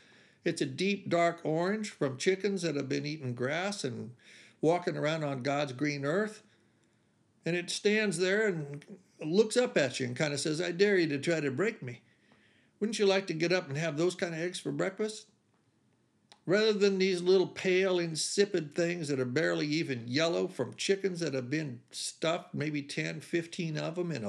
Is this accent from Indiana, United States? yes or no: yes; Beech Grove, Indiana, United States; driving up to my mother's house in Beech Grove, where I grew up outside of Indianapolis